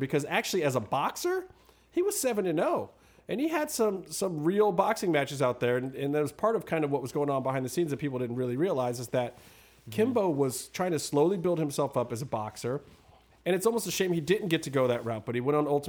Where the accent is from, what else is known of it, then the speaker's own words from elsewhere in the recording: Cleveland, Ohio, United States; Cleveland, my hometown